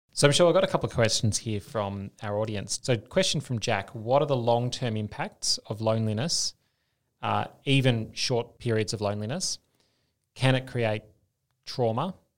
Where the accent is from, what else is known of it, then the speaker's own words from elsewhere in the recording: Australia; moved away as an adult; also born or lived in Denmark / United States; as an Australian. Uh, they love the accent